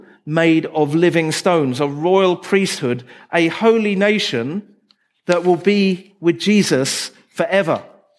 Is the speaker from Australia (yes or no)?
no; England, United Kingdom; I come from England.